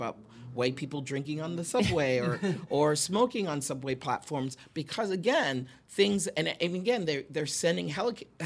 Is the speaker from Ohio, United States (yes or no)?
no; Boston, Massachusetts, United States; now in New York, United States; I'm originally from Boston